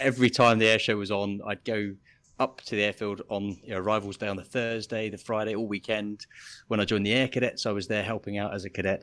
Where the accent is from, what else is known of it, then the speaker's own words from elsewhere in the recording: Biggin Hill, London, United Kingdom; moved away as an adult; I grew up in Biggin Hill